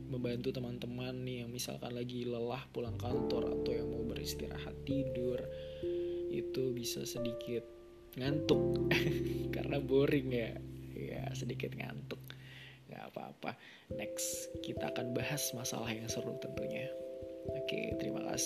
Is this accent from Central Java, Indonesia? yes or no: yes; Wonogiri, Central Java, Indonesia; born there; saya lahir di Wonogiri Jawa Tengah 23 Desember 1994